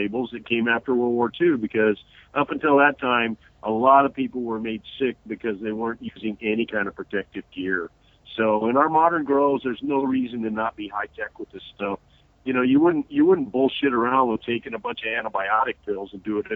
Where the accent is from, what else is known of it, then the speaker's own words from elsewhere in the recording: Redlands, California, United States; the orange groves by my house as a kid growing up in the Redlands